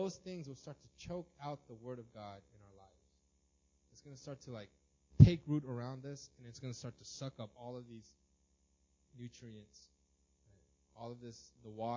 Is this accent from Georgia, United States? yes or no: no; Los Angeles, California, United States; I grew up in Los Angeles, and we had a tiny house but a huge lawn